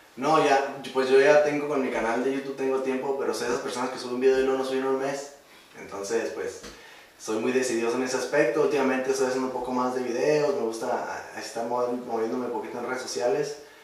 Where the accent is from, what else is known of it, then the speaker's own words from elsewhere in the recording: Primo Tapia, Baja California, Mexico; somos de Primo Tapia